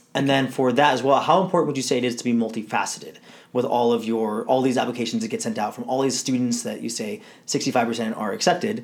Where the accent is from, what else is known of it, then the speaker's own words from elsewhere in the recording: Southern California, United States; I grew up here in Southern California all my life